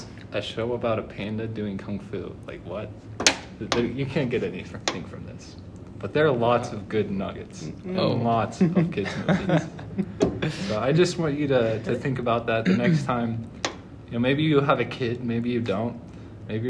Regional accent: California, United States; moved away as an adult; also born or lived in Georgia; now in Provo, United States; I grew up in California

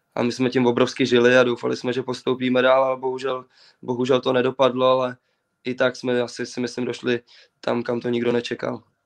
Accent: Czechia; jsme Češi

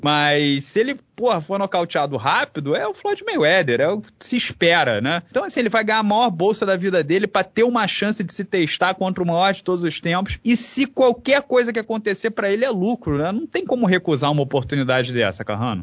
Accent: Brazil; a gente é brasileiro

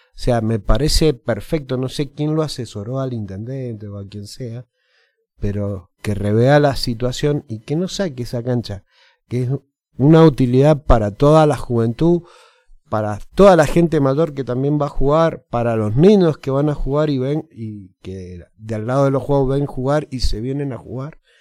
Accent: Argentina; los argentinos somos

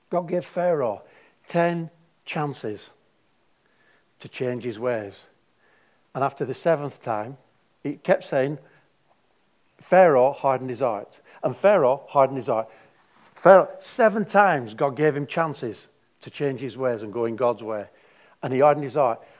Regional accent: Darwin, Northern Territory, Australia; I didn't come from heaven, I come from Darwin.

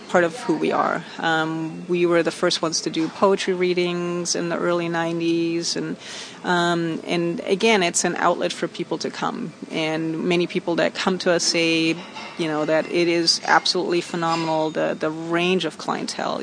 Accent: Germany; moved away as an adult; now in Long Beach, United States; I was born in Germany, and I moved here about in 1989 to Long Beach and I came as a student.

